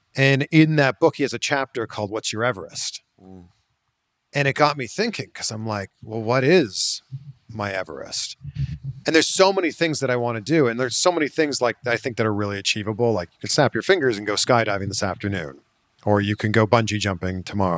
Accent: Canada; a fellow Canadian

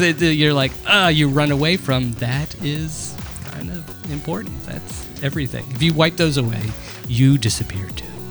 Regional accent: United States; I'm American

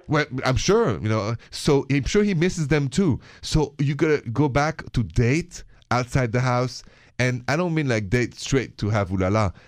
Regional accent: Paris, Île-de-France, France; accent: thick French; English is a second language; moved away as an adult; now in United States; I'm from France. I'm from Paris, but I'm an American, been here for twenty years

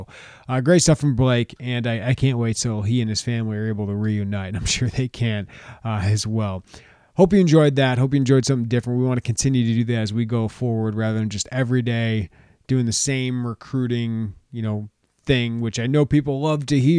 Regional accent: United States; as as an American dad, I just want to thank the one Australian I talk to regularly.

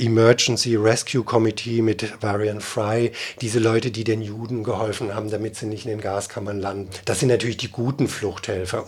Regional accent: Germany; ich als Deutscher

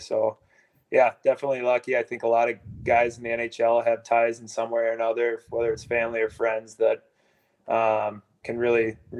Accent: Blaine, Minnesota, United States; I'm from Blaine, and it was a very competitive, deep team that we had.

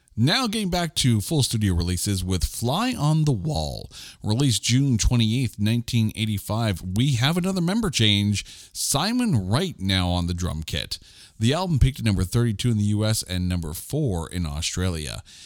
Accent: Canada; being Canadian that I am

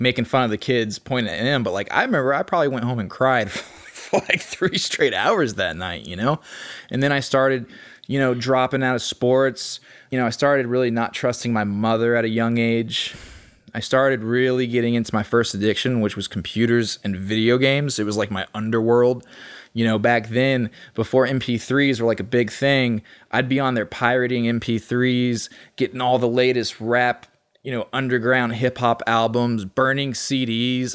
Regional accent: Austin, Texas, United States; born and raised in Austin, Texas

